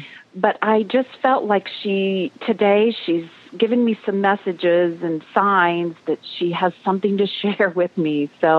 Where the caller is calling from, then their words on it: North Carolina, United States; I'm calling from the Blue Ridge Mountains in North Carolina.